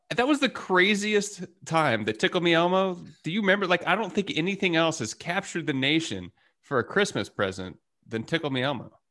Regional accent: Texas, United States; growing up in Texas, fireworks were always pretty accessible

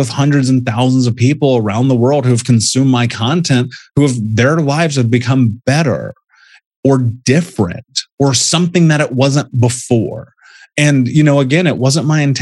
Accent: Indianapolis, Indiana, United States; I grew up in Indianapolis

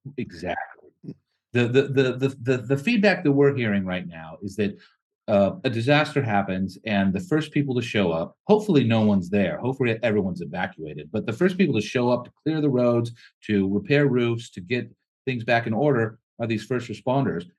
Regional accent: California, United States; we're from California

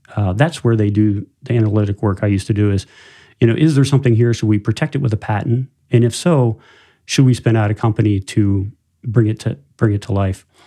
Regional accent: tri-state area of West Virginia, Ohio, Pennsylvania, Rust Belt, United States; moved away as an adult; now in South Bend area, Indiana, United States; I, I grew up, uh, about five hours from here in post-industrial Rust Belt and, uh, tri-state area of West Virginia, Ohio, Pennsylvania.

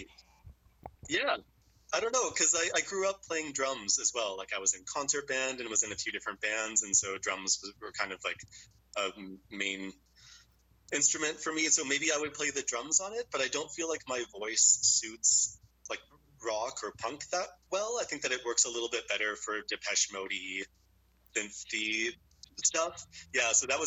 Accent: Nanaimo, British Columbia, Canada; I grew up in Nanaimo

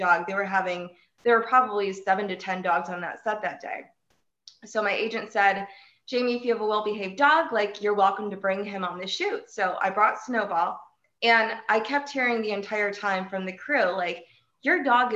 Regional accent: Mansfield, Ohio, United States; now in Cleveland, United States; I live in Cleveland, Ohio, although I may be moving to Mansfield, my hometown, but I've been in Cleveland for the last 6 years

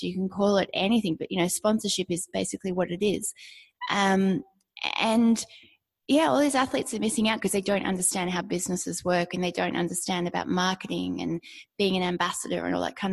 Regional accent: Australia; Growing up in Australia, everybody does sport and you do lots of sports

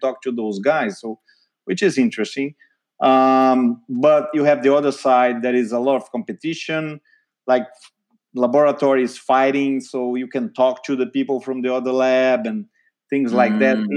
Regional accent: Brazil; moved away as an adult; also born or lived in São Paulo, Brazil; now in United States; I'm from Brazil, actually, South America

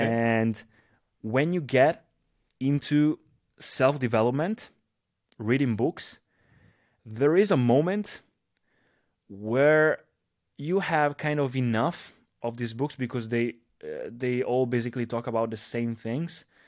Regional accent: Italy; a disco bar here in my, in my hometown here in, uh, in Italy.

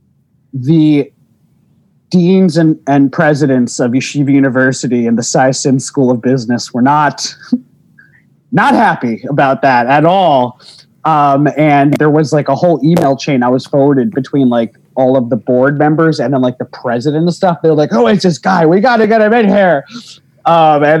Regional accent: New Jersey, United States; moved away as an adult; also born or lived in Bronx, New York / Queens, New York; now in New York, United States; I was born in the Bronx. Then I was in Queens, and then they moved to Jersey, and then I was in Jersey from the time I was like 2 until college

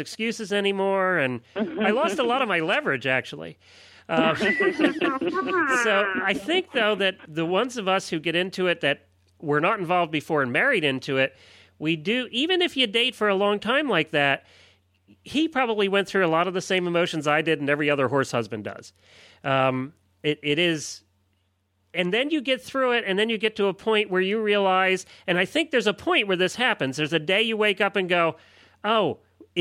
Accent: United States; I grew up in Amish country

